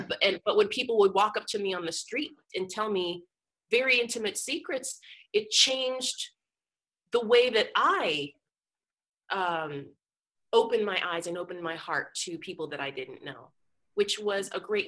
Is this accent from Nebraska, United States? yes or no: yes; Nebraska, United States; Because I come from, you know, I grew up in Nebraska where everything was all athletics all the time.